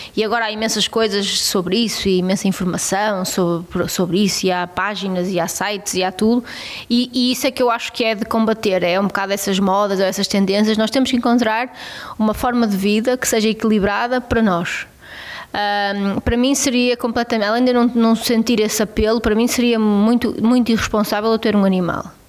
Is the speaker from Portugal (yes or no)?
yes; Abaças, Vila Real District, Portugal; eu cresci numa quinta